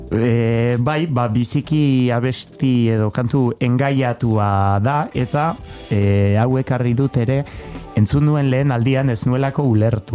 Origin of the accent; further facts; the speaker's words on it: Labourd, Nouvelle-Aquitaine, France; ni lapurtarra naiz eta ala sentitzen naiz